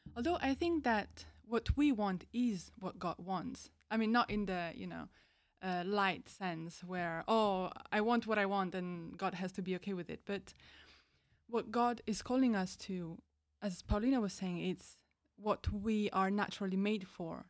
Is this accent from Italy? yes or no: yes; Italy; moved away as an adult; now in High Wycombe, United Kingdom; I'm from Italy